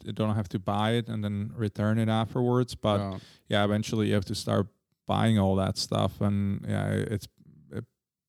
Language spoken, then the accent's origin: English; Prague, Czechia; because when we grew up in Holešovice, we had I think it was a 2KK.